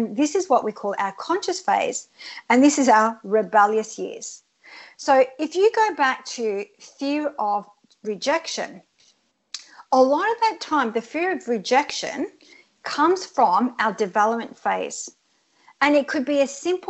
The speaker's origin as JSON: {"language": "English", "country": "Australia", "tie": "born or raised there", "second_language": "English", "said": "I came to Australia when I was 7 years old, and I didn't speak a word of English, and I had to live in a hostel for 2 years and learn English."}